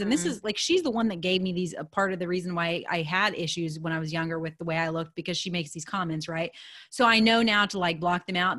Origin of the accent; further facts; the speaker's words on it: United States; I'm an American girl